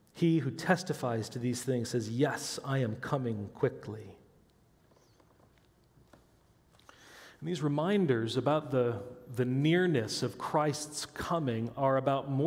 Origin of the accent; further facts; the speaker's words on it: Midwest, United States; I grew up in the Midwest where there's no mountains or hills or bumps. I could stand on my tiptoes and see across to Iowa